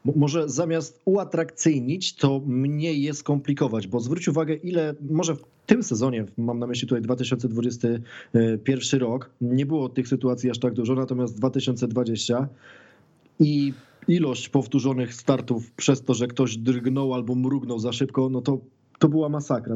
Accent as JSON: {"language": "Polish", "country": "Poland", "said": "jesteśmy z Polski"}